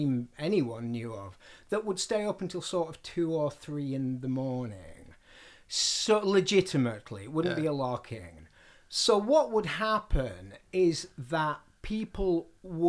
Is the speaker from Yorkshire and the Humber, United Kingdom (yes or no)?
yes; Barnsley, Yorkshire and the Humber, United Kingdom; now in London, United Kingdom; Barnsley's my hometown, but I don't think of it as home. London is my home.